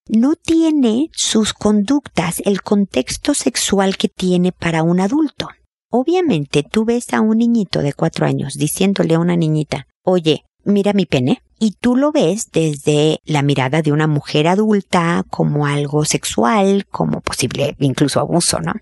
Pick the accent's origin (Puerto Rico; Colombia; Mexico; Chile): Mexico; como dicen en mi tierra